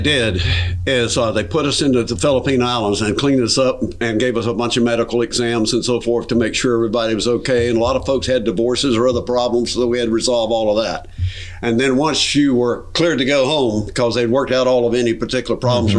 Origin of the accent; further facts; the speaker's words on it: the Carolinas, United States; And I was from the Carolinas, so I ended up going to Andrews Air Force Base, hospital on the East Coast.